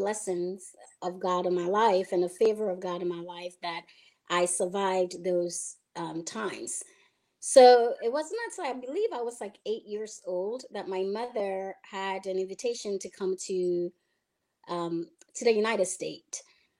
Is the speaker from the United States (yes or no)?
no; Ghana; I was, you know, given birth to in Ghana and was raised part of my life, my early stages in life. I was raised in Ghana with my two other sisters.